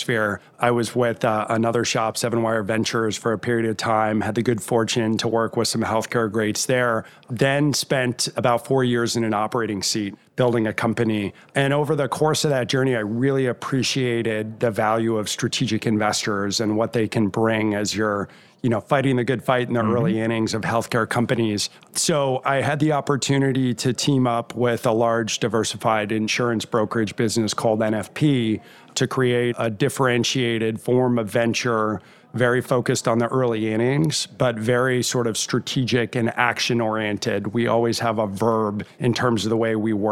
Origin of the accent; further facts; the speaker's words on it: Rochester, Minnesota, United States; I was born in Rochester, Minnesota. And for anybody who's deeply involved in healthcare, you know that's the shadow of the Mayo Clinic. So I had the benefit of growing up in a great healthcare community